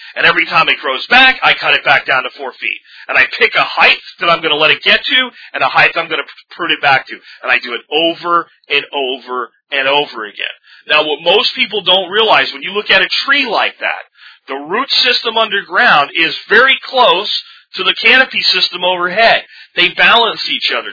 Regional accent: Pennsylvania, United States; also born or lived in Jacksonville, Florida; now in Arlington, United States; little town I grew up in in Pennsylvania, and when I grew up in Jacksonville, Florida, when I was even younger

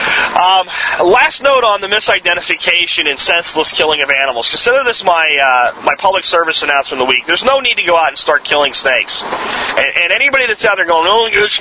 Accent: Jacksonville, Florida, United States; I grew up in Jacksonville

